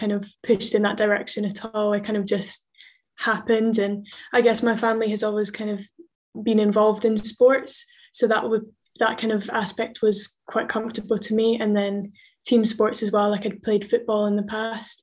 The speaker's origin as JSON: {"language": "English", "town": "Edinburgh", "region": "Scotland", "country": "United Kingdom", "tie": "born or raised there", "also_born_or_lived": "Bristol, England", "said": "I was born in Bristol in England, and then moved up to Scotland, to Edinburgh almost straight away, and then have been in Edinburgh ever since"}